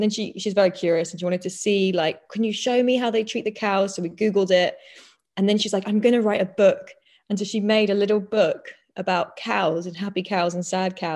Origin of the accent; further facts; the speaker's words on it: London, United Kingdom; moved away as an adult; I grew up in London with my mum and my sister, and yeah, like proper like city kid